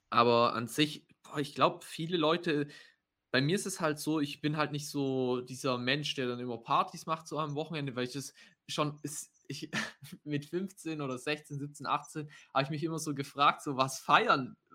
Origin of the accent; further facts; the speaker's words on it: Baden-Württemberg, Germany; also ich komme ja aus dem Schwabenländle und dort ist ja eigentlich schon immer so Bausparen und so.